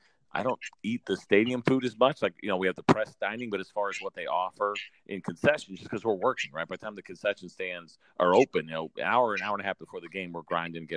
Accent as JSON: {"language": "English", "region": "Northeast", "country": "United States", "tie": "born or raised there", "said": "I grew up in the Northeast, so I love going back to New York"}